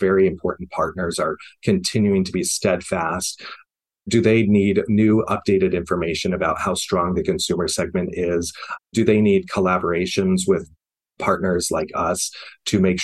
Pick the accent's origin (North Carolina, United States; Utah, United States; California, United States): Utah, United States; Bountiful; I'm from Utah. I'm from, you know, Bountiful, Utah. And I definitely have that experience of growing up in an area that was not friendly to my life